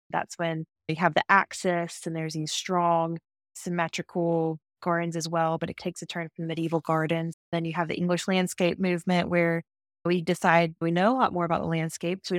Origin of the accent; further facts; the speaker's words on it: the South, United States; And even just being like a Southerner, I love looking back at historic Southern landscapes.